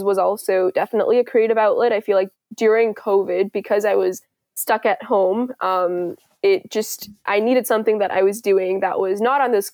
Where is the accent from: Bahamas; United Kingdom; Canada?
Canada; Richmond, British Columbia; also born or lived in India / Kuwait; we go to school in Richmond